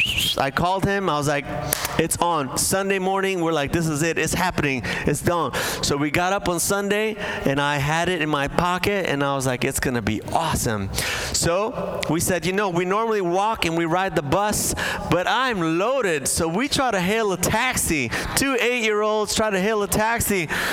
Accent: Bolivia; moved away; I grew up in South America as a Bolivian household

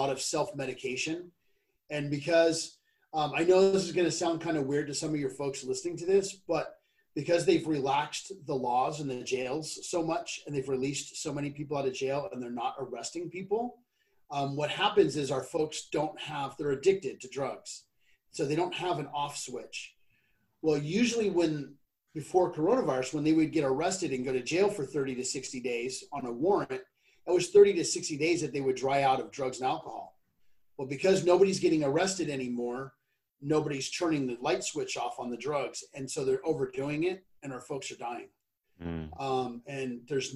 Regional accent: California, United States; well, I'm from California and I live in San Mateo County area.

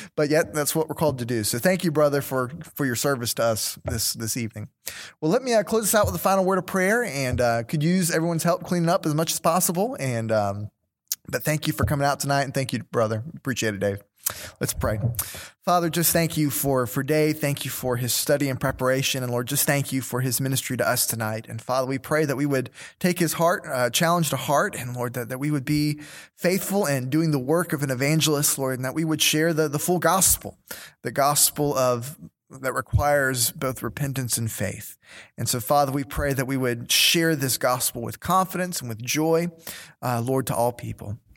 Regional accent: United States; as an American

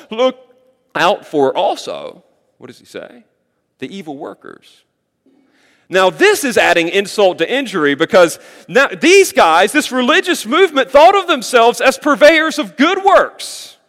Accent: North Carolina, United States; Look, I grew up in North Carolina, surrounded by fields. Sometimes it was cornfields, sometimes it was soybeans.

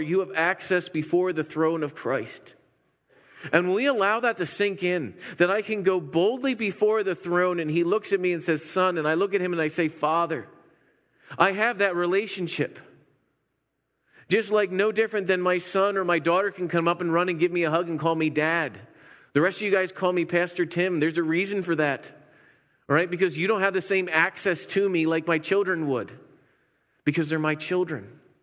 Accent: Pennsylvania, United States; moved away; I'm from Pennsylvania

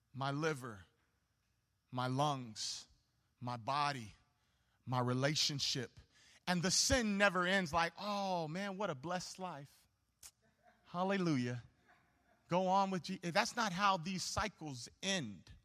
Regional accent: Homewood, Illinois, United States; I grew up in Homewood

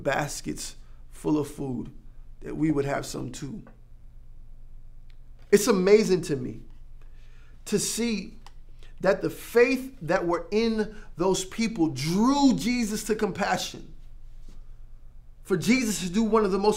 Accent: Florida, United States; I grew up in Florida where we got hurricanes all the time.

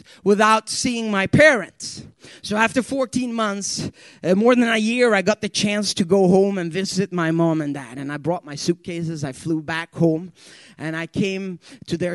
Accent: Sweden; English is a second language; English is my second language. And there's a couple of words when you learn English in Sweden that we Swedes, we have a problem with.

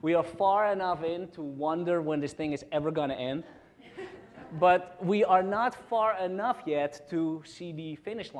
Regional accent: Netherlands; English is a second language; moved away; in Holland, that's where I'm from, in case you were wondering what my accent is

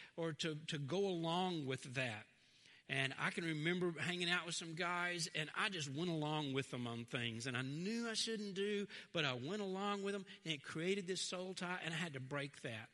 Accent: Fraser, United States; I grew up in Fraser.

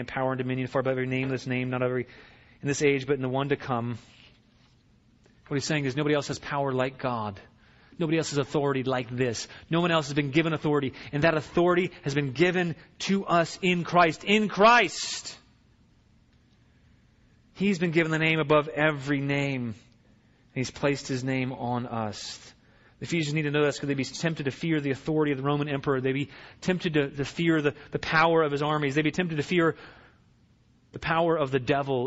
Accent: Virginia, United States; I grew up in Virginia

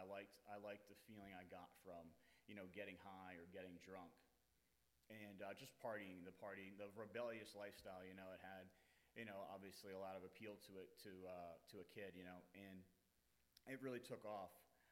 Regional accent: Cherry Hill, New Jersey, United States; now in New Hampshire, United States; I'm from Cherry Hill, New Jersey. I'm 38 years old.

